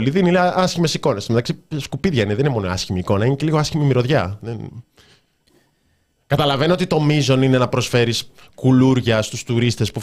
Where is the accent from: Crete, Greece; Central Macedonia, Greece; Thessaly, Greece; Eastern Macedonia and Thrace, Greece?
Central Macedonia, Greece; Thessaloniki; δηλαδή και εγώ είμαι από Θεσσαλονίκη, λέω ναι στη Θεσσαλονίκη.